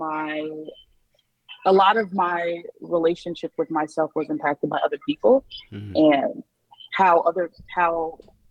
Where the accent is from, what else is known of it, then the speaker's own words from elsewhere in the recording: New York City, New York, United States; I'm from the Bronx, New York, born and raised